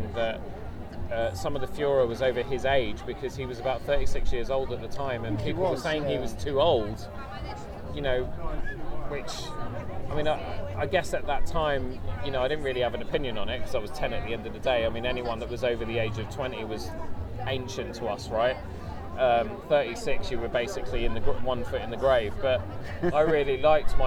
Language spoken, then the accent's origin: English; Croydon, London, United Kingdom; I'm from Croydon